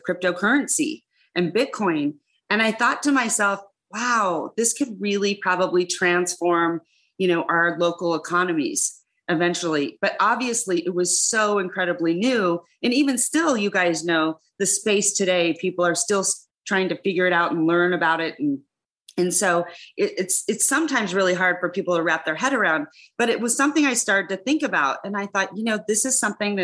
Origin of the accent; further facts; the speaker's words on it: Reno, Nevada, United States; I was born and raised in Reno